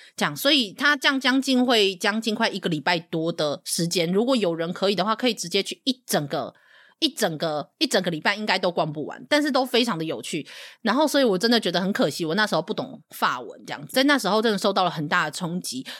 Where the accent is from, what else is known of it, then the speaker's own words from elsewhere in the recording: Taiwan; 我们台湾人